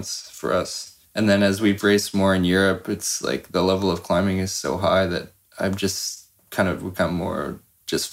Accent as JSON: {"language": "English", "country": "Canada"}